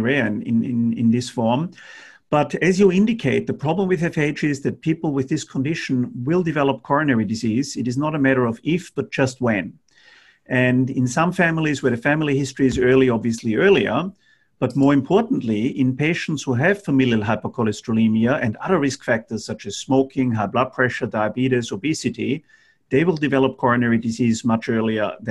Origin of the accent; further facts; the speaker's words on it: Austria; now in Australia; Middle European countries like where I come from. I'm from Austria.